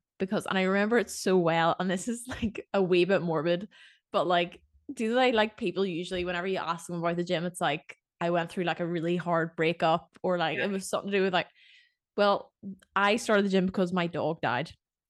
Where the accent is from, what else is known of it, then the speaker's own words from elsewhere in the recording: Ireland; So yeah, I'm from Ireland.